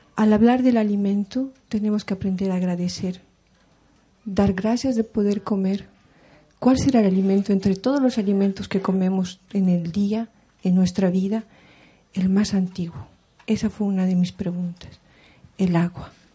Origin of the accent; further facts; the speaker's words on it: Taraco, La Paz, Bolivia; Yo vengo desde Bolivia, de a orillas de la Titicaca, de la comunidad de Taraco, que está en Tiahuanaco, eh, comunidad aymara